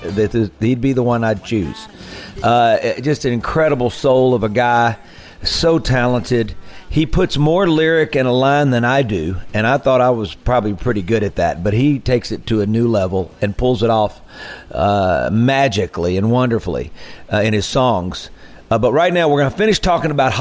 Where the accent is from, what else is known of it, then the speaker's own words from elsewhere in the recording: Mississippi Delta, United States; we grew up down in the Delta